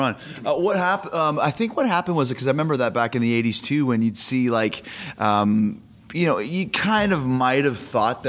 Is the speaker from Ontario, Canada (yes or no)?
no; Winnipeg, Manitoba, Canada; Growing up in Winnipeg, they would do these tours of the Northern Indian reservations, mm-hmm. Northern Manitoba.